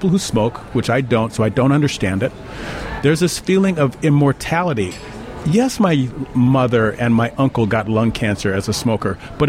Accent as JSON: {"language": "English", "town": "Chicago", "region": "Illinois", "country": "United States", "said": "South side of Chicago."}